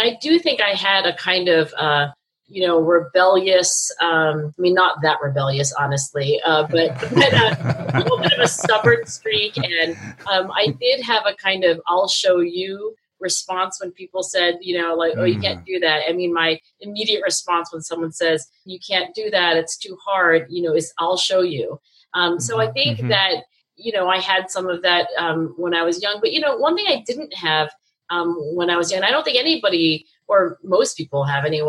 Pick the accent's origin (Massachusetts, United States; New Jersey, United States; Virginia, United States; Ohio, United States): New Jersey, United States; being an Asian female growing up in South Jersey suburbs